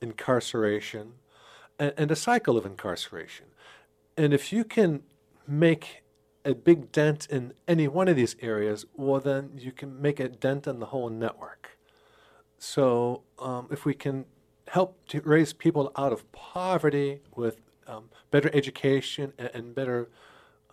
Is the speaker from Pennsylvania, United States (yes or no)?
yes; Pittsburgh, Pennsylvania, United States; moved away as an adult; also born or lived in Rochester, New York / Twin Cities, Minnesota; now in Sioux Falls, United States; I grew up in Pittsburgh, Pennsylvania.